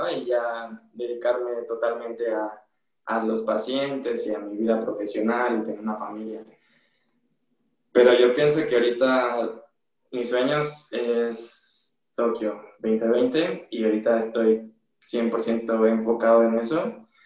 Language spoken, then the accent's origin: Spanish; Guadalajara, Jalisco, Mexico; Y bueno, cuando me fui de, de Guadalajara a la Ciudad de México a buscar una mejor estabilidad en cuestiones de la escuela, del deporte, porque aquí ya se me estaban complicando un poquito las cosas en cuestiones económicas y igual la familia un poquito.